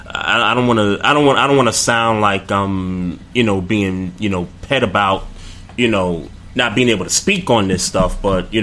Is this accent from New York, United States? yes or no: yes; New York City, New York, United States; I grew up in Brooklyn, New York. I went to high school 5 blocks from where Barclays Center stands right now